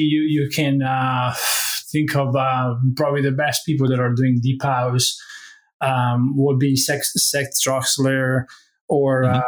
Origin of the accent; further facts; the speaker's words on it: Bari, Apulia, Italy; moved away as an adult; I was born in Italy and raised there until when I was 23